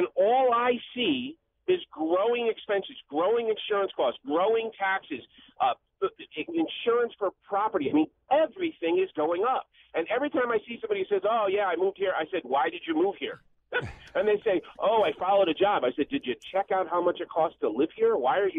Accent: Connecticut, United States; So I grew up in Connecticut, lived here, lived through the blizzard of 77. I'm 48 years old

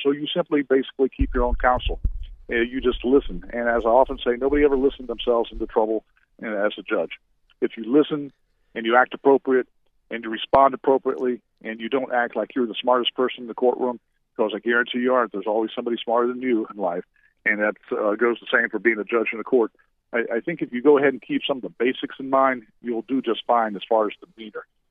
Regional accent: Orlando, Florida, United States; also born or lived in Seminole County, Florida; I grew up in the Central Florida area in Orlando, but I've been in the Seminole County area

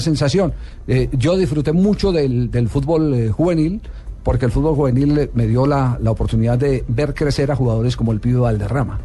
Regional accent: Manizales, Caldas, Colombia; yo soy de Manizales

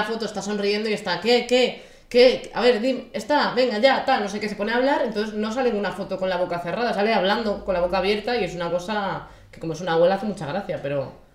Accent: Galicia, Spain; siendo gallega

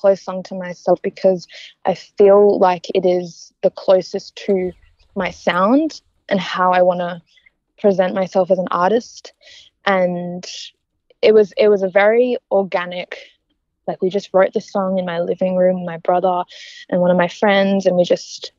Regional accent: Perth, Western Australia, Australia; now in Melbourne, Australia; we're all from Perth, coming over to Melbourne

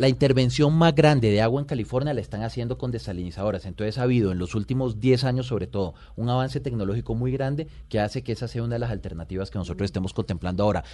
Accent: Valledupar, Cesar, Colombia; also born or lived in Riohacha, La Guajira; crecí en Valledupar, de los 8 a los 16 años estuve, estuve en Valledupar

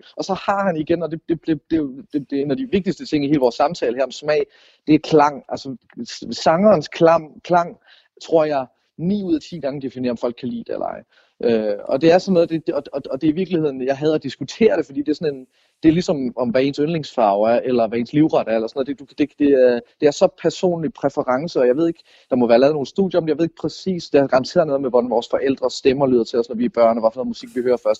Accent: North Funen, Southern Denmark, Denmark; jeg er vokset op sådan på Nordfyn

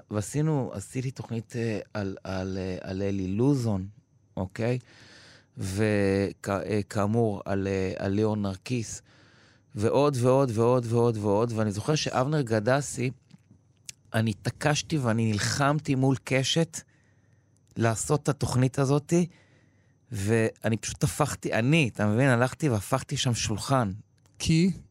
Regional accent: Givat Brenner, Central District, Israel; נולדתי וגדלתי בקיבוץ גבעת ברנר.

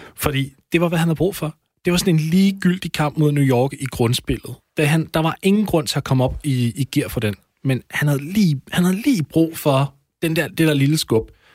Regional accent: Denmark

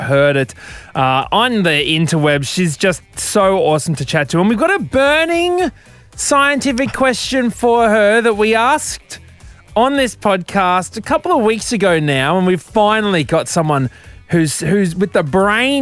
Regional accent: Queensland, Australia; as a Queenslander

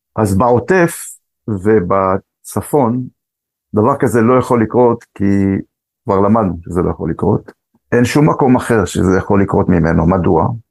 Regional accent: Jerusalem, Jerusalem District, Israel; also born or lived in Morocco; אני גדלתי, נולדתי במרוקו, עליתי לארץ כשהייתי בן שנתיים, גדלתי משפחה גדולה, עם עוד אה, עשרה אחים ואחיות, שכונת הקטמונים בירושלים

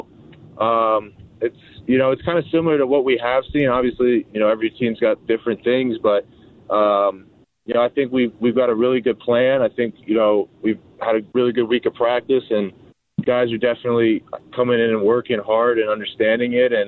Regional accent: Connecticut, United States; also born or lived in Boston, United States; and it's, 70 degrees out here, and I'm from Connecticut and Boston, so.

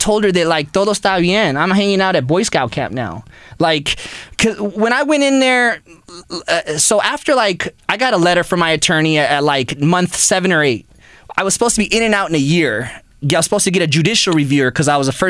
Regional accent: Pasadena, California, United States; I grew up in Pasadena

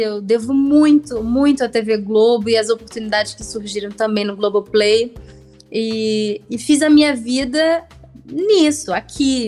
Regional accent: Germany; now in Brazil; têm essa ligação com o meu país natal

